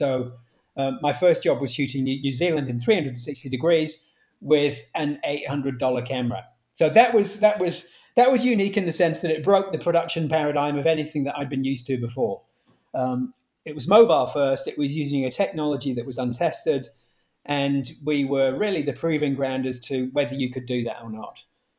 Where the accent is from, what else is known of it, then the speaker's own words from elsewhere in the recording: Manchester, North West England, United Kingdom; I was from Manchester. I was a Man U fan.